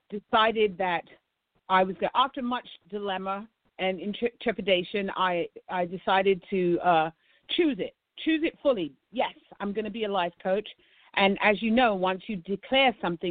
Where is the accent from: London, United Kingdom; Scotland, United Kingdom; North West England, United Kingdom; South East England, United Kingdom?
London, United Kingdom; moved away as an adult; now in United States; I'm a South London girl